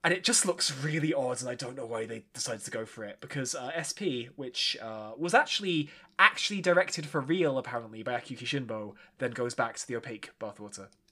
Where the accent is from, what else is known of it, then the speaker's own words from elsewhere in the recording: United Kingdom; as a Brit, where we don't really have diners. We have caffs